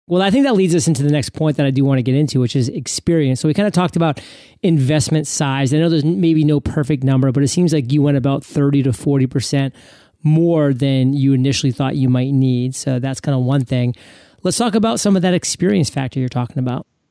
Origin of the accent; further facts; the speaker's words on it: New England, United States; moved away as an adult; now in Puerto Rico; growing up in New England